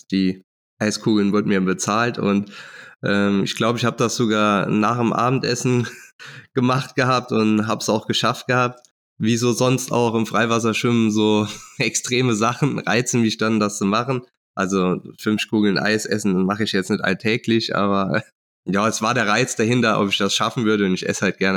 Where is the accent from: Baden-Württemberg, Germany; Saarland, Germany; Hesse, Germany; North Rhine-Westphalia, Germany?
Saarland, Germany; Saarbrücken; ich bin 36 Jahre alt, ich komme aus Saarbrücken und ähm, dort wohne ich auch